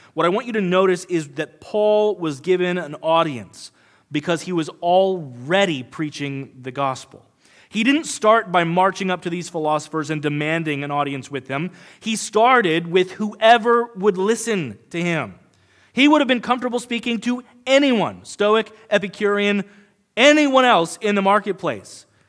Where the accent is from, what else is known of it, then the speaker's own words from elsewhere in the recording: United States; we as modern American Christians